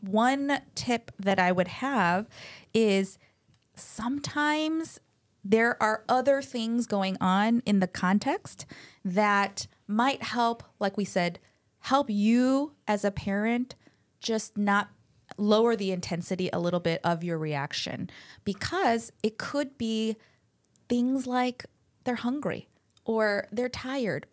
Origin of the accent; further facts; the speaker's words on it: Buffalo, New York, United States; also born or lived in Chicago, Illinois; now in California, United States; I was born in Chicago, but grew up mostly ele-, late elementary, middle school, and high school in Buffalo, New York